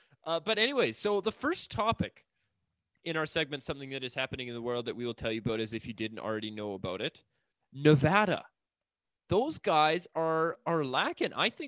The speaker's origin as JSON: {"language": "English", "country": "Canada", "said": "as a Canadian"}